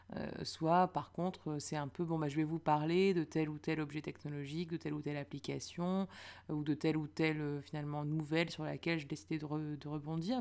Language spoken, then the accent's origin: French; Lille, Hauts-de-France, France; now in Paris, France; je viens de Lille